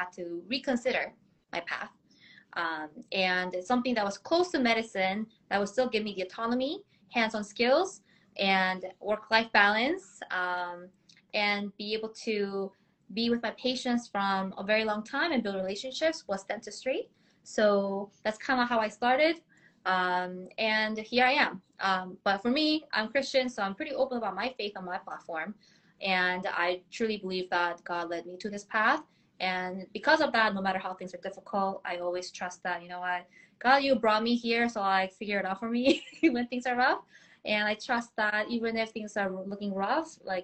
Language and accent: English; Boston, Massachusetts, United States; also born or lived in South Korea; now in New York City, United States; moved to the States when I was 12, grew up in Boston for 19 years